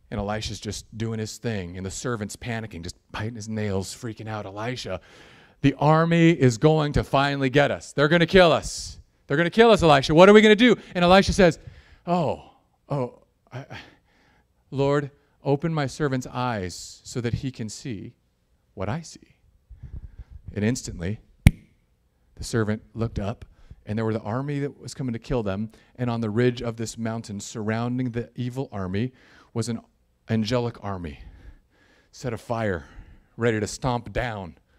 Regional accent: United States; I'm an American suburban Christian

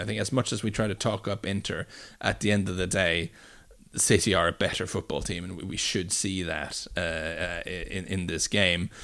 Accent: Bryne, Rogaland, Norway; moved away; my sort of hometown

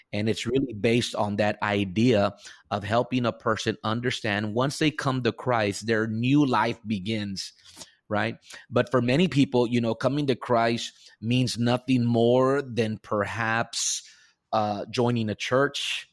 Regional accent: Rio Grande Valley, deep South Texas, United States; I was born and raised here in the Rio Grande Valley, deep South

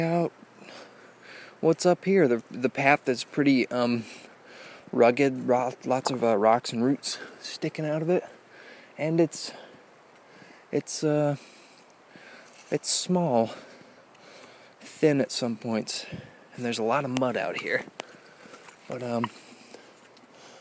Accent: Indiana, United States; growing up in Indiana

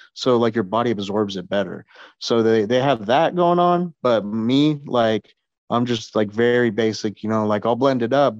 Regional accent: San Antonio, Texas, United States; my hometown, San Antonio.

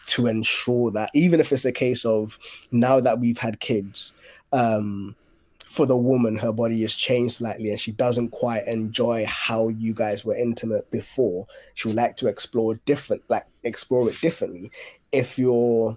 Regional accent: Ghana; I grew up in Ghana

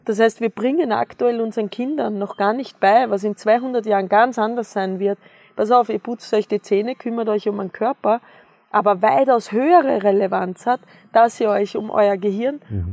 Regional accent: Austria; ich bin ja am Bauernhof aufgewachsen in Österreich.

